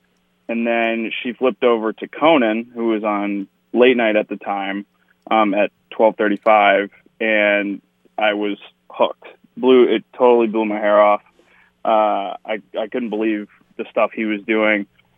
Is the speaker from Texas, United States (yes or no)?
yes; Frisco, Texas, United States; also born or lived in Buffalo, New York; I was born in Buffalo and moved outside of Dallas to Frisco, which is actually where the Cowboys' new practice facility is, the Star. So if you ever hear I'm talking about the Star, I grew up like 5 minutes from where that is.